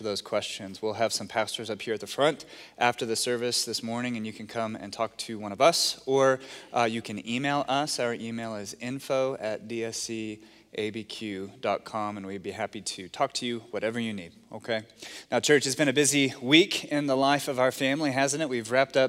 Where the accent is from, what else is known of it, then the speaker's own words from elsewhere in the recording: Texas, United States; being a Texan